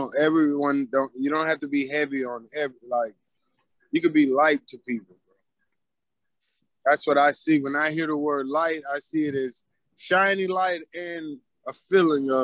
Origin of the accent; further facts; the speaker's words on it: Killeen, Texas, United States; I grew up in Killeen, Texas